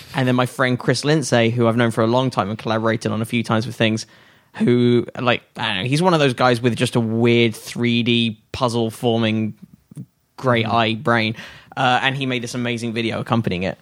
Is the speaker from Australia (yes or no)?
no; United Kingdom; moved away as an adult; now in United States; as a Brit